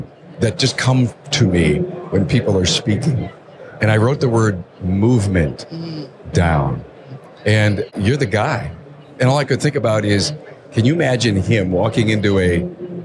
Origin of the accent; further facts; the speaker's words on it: East Coast, United States; I'm from the East Coast.